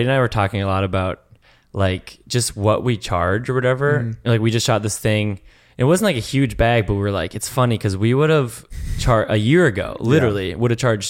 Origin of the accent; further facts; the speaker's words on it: Canada; I'm from the Great White North, okay?